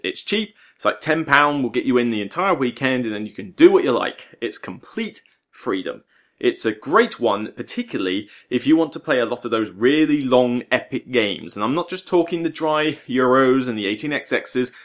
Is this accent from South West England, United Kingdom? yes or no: yes; West Country, South West England, United Kingdom; accent: West Country; now in Portsmouth, United Kingdom; back to the West Country, my neck of the woods where I just feel a bit more at home